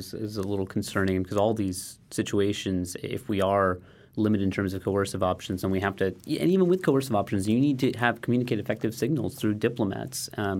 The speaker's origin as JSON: {"language": "English", "country": "United States", "said": "as an American"}